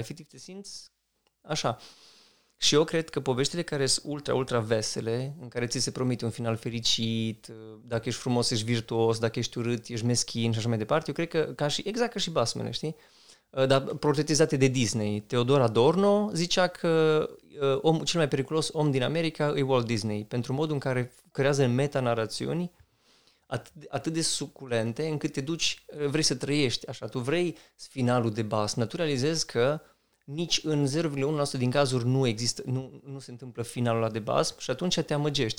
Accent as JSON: {"language": "Romanian", "country": "Romania", "said": "ca români"}